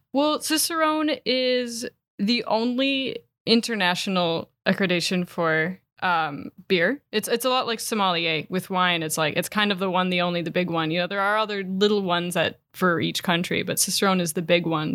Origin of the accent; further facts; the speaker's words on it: Door County, Wisconsin, United States; my ties to Door County, I grew up here.